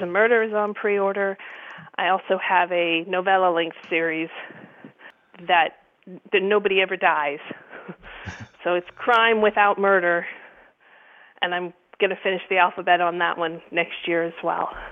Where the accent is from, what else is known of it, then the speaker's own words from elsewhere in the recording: Erie, Pennsylvania, United States; moved away as an adult; also born or lived in Isle of Man / England / Washington D.C.; now in Buffalo, United States; I grew up in Erie, Pennsylvania